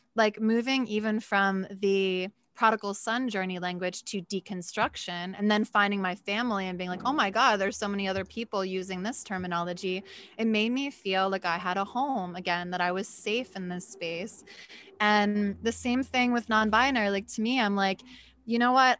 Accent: Philadelphia, Pennsylvania, United States; I'm from Philly

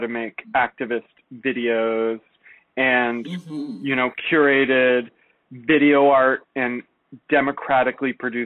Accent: San Jose, California, United States; I grew up in San Jose, California

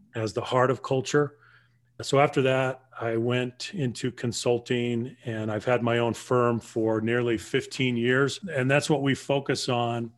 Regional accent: Southern Colorado, United States; moved away; also born or lived in Los Angeles / Bay Area; I grew up in Southern Colorado among the Navajo Native

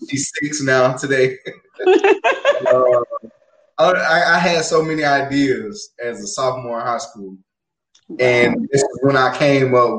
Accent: Georgia, United States; moved away; my hometown, Georgia

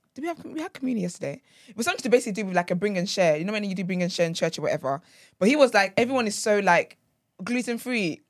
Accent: Nigeria; moved away; I grew up in Nigeria

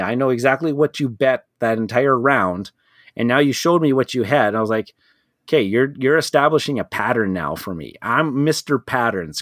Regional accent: Canada; being a Canadian

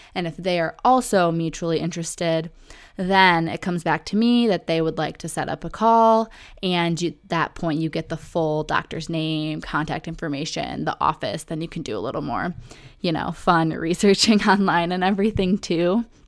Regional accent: Oakland County, Michigan, United States; also born or lived in Metro Detroit; where I grew up in Oakland County, Michigan

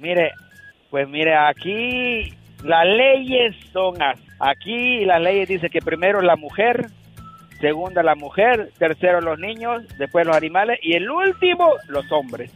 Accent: Canada; soy canadiense

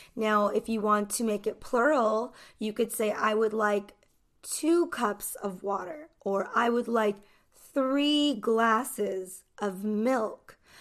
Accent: United States; I'm an American English teacher

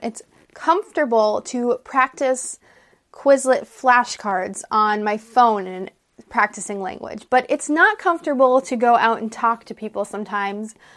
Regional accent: United States; I'm an American English teacher

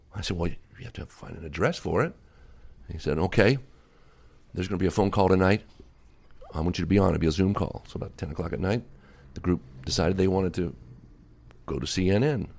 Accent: Alexandria, Virginia, United States; also born or lived in North Carolina; now in Los Angeles, United States; I was raised in Virginia during the school year and North Carolina in the summer

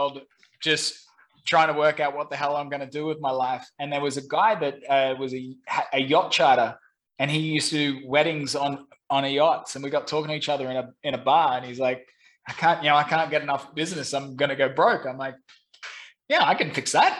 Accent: Brisbane, Queensland, Australia; moved away as an adult; also born or lived in London / Saigon, Vietnam; now in Ho Chi Minh City, Vietnam; I'm originally from Brisbane, Australia

